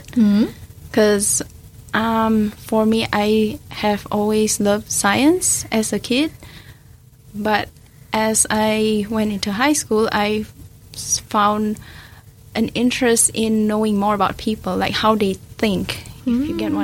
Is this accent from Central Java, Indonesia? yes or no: no; Medan, North Sumatra, Indonesia; now in New Zealand